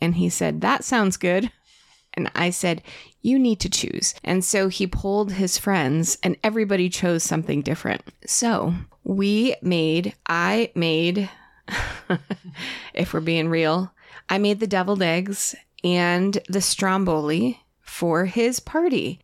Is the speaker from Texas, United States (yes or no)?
no; Connecticut, United States; moved away; I grew up with it in Connecticut